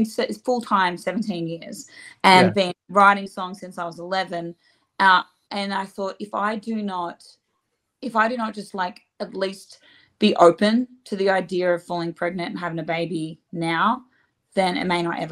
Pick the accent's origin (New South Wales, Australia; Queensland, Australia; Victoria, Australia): New South Wales, Australia; Gunnedah; moved away as an adult; now in Nashville, United States; I just can't wait to see my hometown peeps.